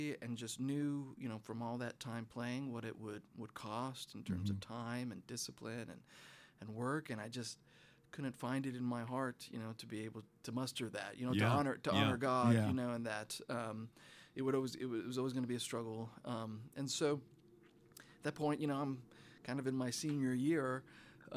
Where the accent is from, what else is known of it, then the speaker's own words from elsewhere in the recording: Butte, Montana, United States; I was born in Butte, Montana